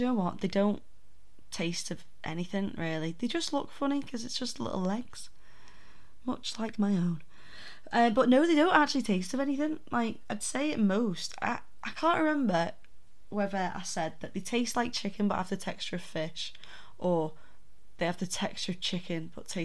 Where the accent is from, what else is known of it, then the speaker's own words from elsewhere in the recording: the north of England, United Kingdom; accent: northern; my droning northern accent